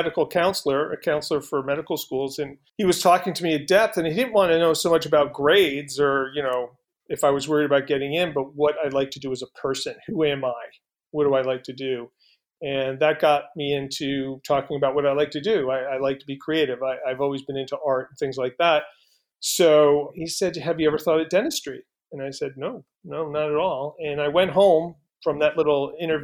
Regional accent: East Coast, United States; moved away; Being from the East Coast

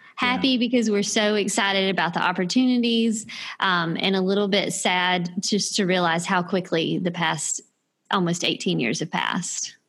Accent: South Carolina, United States; I grew up in South Carolina and attended the University of South Carolina, where I met Scott.

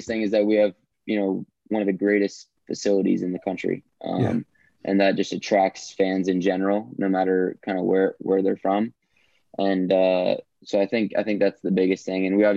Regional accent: Atlanta, Georgia, United States; guys I grew up with in Atlanta

